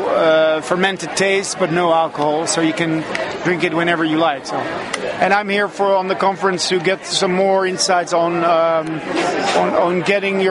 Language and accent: English; Gorssel, Gelderland, Netherlands; I'm from the Netherlands. I'm from a little town called Gorssel, which is close to Deventer